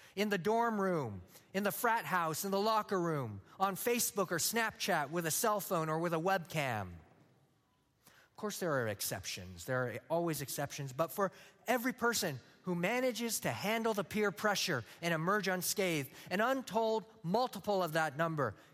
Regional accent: San Luis Obispo, California, United States; moved away; I'm from San Luis Obispo, California

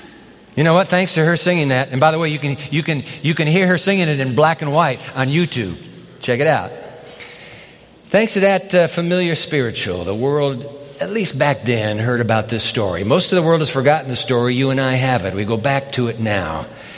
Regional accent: Japan; When I was a boy growing up in Japan as a missionary's kid, I heard about an African-American gospel singer named …

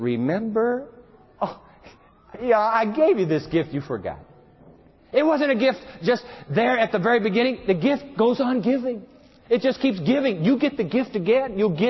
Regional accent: Japan; You know, I learned this actually from my dad. Growing up in Japan, every time Dad would go on a trip, he would promise us that when he got back, he would bring us an omiyage.

